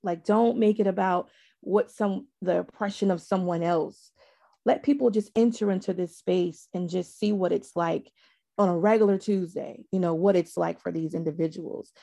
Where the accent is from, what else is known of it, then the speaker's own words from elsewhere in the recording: the South, United States; I'm from the South